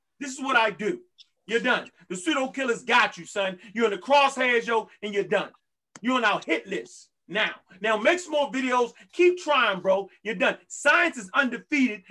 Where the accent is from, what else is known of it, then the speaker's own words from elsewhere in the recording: Baltimore, Maryland, United States; I'm from Baltimore, Maryland